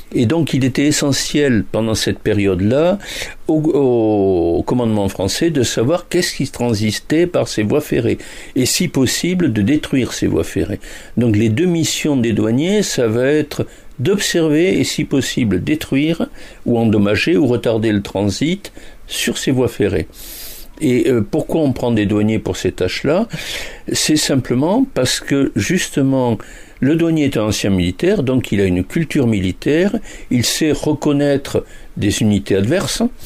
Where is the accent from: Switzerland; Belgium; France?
France; Toulouse, Occitania; je suis toulousain et pas bordelais